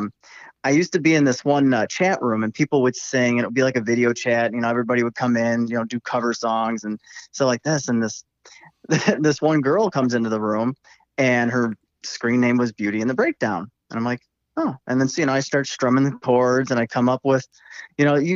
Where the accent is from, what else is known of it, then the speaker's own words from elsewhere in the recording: Midwest, United States; accent: twang; I grew up in the Midwest. I've lived here my whole life